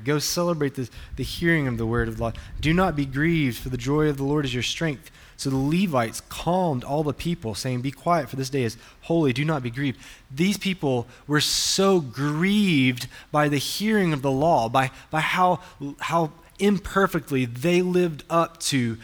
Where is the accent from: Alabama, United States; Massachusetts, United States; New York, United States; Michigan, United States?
Alabama, United States; I'm from the deep south, from Alabama